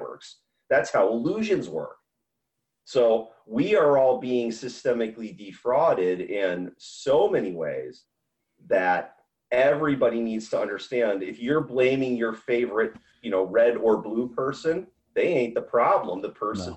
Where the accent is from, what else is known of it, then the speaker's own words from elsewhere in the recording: United States; As an American warrior